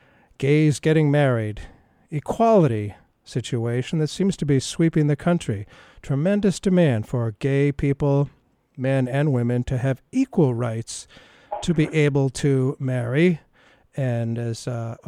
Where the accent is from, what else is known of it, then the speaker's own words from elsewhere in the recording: United States; as a boy growing up in America